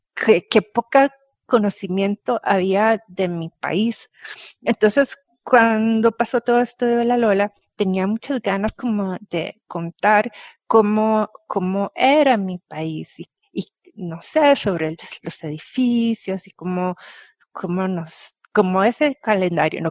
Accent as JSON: {"language": "Spanish", "country": "Costa Rica", "tie": "born or raised there", "said": "cómo somos los ticos, qué comemos, dónde vivimos"}